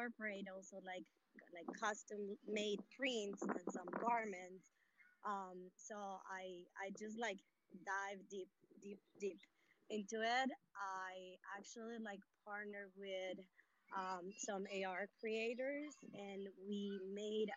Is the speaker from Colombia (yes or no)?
yes; Colombia; I'm from Colombia